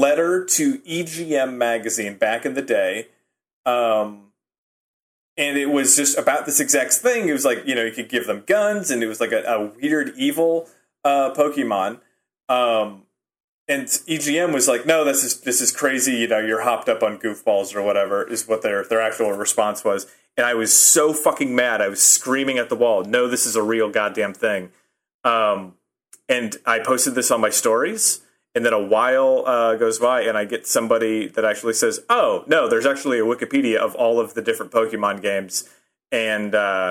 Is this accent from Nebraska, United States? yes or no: yes; Nebraska, United States; now in Chicago, United States; I'm from Nebraska.